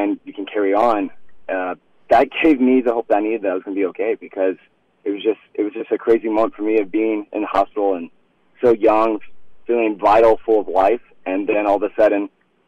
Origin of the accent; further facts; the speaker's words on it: Iowa, United States; I grew up in Iowa, and I grew up on an exotic farm